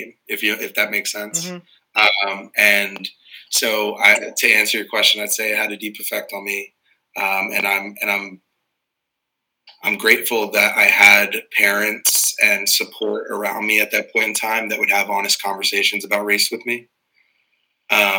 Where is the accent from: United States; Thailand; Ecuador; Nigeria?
United States; Morristown, New Jersey; I grew up in Morristown, born and raised in the community that I currently represent as a council person